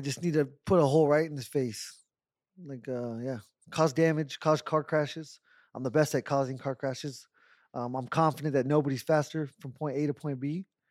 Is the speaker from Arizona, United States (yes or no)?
yes; Tucson, Arizona, United States; I'm half Mexican, and I was born in Tucson